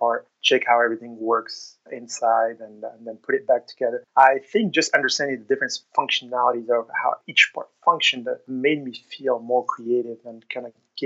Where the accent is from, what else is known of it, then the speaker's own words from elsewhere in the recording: Morocco; moved away as an adult; also born or lived in Oklahoma, United States; now in Austin, United States; I was born and raised in Morocco.